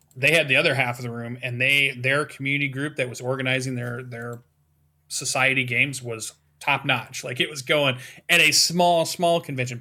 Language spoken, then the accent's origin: English; Western Michigan, United States; my hometown, which is a pretty small town. We have our own little gaming convention that sits at the top of Western Michigan University